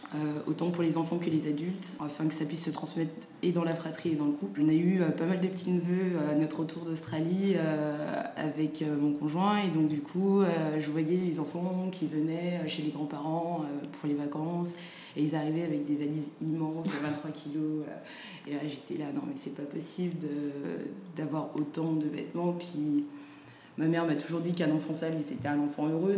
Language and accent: French; Saint-Étienne, Auvergne-Rhône-Alpes, France; also born or lived in Dakar, Senegal; j'ai grandi à Saint-Étienne, au euh, Sénégal euh, les étés.